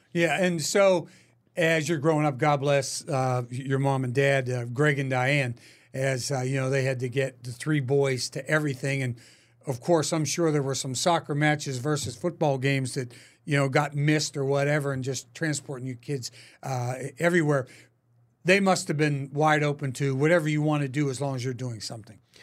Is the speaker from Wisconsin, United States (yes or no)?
no; Pittsburgh, Pennsylvania, United States; back home in Pittsburgh